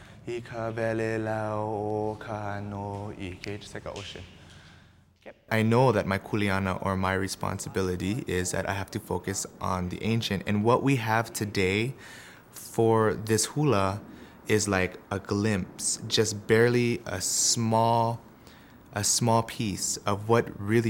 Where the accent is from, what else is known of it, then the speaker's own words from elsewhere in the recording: Hawaii, United States; I relate everything back to what I learned in growing up in Hawaii. Being here most of the time, I would say that I think about home all the time.